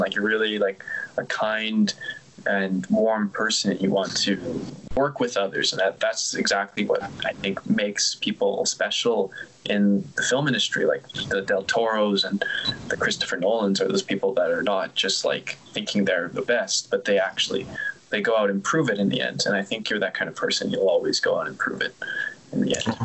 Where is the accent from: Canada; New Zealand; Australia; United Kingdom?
Canada; being from the same country